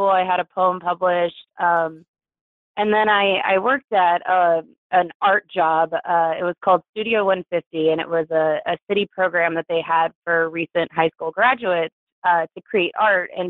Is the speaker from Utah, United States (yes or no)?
no; Kansas City, Missouri, United States; born or raised there; also born or lived in Santa Barbara, California / Albuquerque, New Mexico